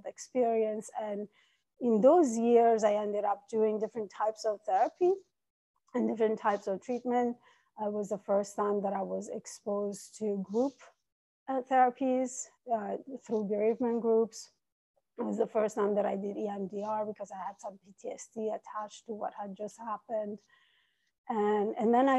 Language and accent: English; Italy; English is a second language; moved away as an adult; also born or lived in Iran; now in New York City, United States; I was born in Iran. I was raised in Italy, and I've been in New York City for 22 years.